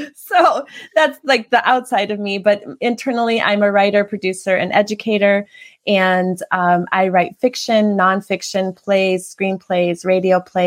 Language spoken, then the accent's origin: English; Kenosha, Wisconsin, United States; also born or lived in New York / Los Angeles / Chicago / Prague; now in Chandler, United States; I'm from Wisconsin, Kenosha, Wisconsin